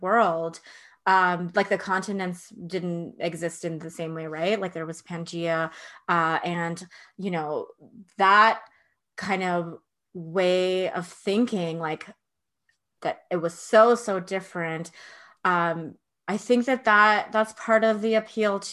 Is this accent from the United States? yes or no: no; Alberta, Canada; I born and raised in Alberta, dinosaur country.